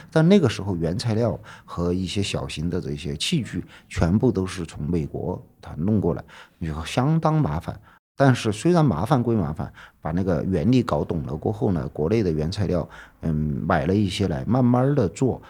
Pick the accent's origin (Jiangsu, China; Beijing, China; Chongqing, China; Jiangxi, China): Chongqing, China; Chengkou; born or raised there; now in Chengdu, China